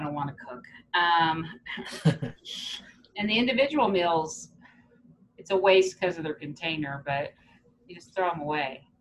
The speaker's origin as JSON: {"language": "English", "country": "United States", "tie": "born or raised there", "also_born_or_lived": "Kansas, United States", "said": "I grew up in Texas and in Kansas"}